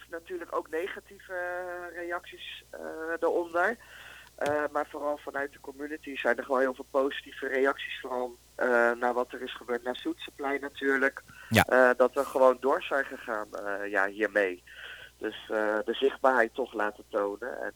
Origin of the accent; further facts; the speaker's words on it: Netherlands; Terwijl, ja, van binnen ben ik gewoon een Nederlander.